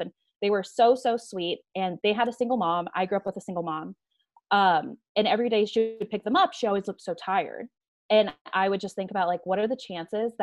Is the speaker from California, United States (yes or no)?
no; Tucson, Arizona, United States; also born or lived in Tempe, Arizona; Arizona native. I grew up in Tucson and then I moved up to Tempe to go to ASU and then never went back to Tucson